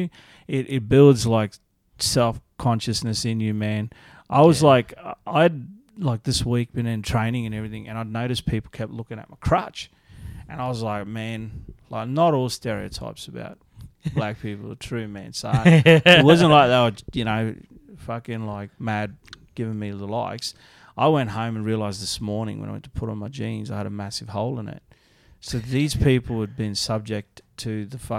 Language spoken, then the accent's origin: English; Mount Isa, Queensland, Australia; I grew up in Mount Isa, man. It's like this shit old mining town.